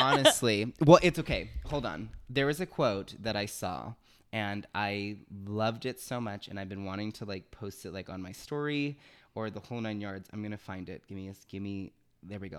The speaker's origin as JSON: {"language": "English", "town": "Los Angeles", "region": "California", "country": "United States", "also_born_or_lived": "Miami, Florida", "said": "I'm originally from Miami, Florida. Um, I lived there until I was about eight, nine, nine years old. Um, and I moved to Los Angeles, California"}